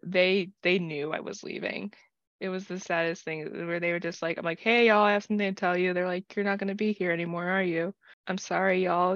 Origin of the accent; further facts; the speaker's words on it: United States; I grew up neurodivergent in the American public school system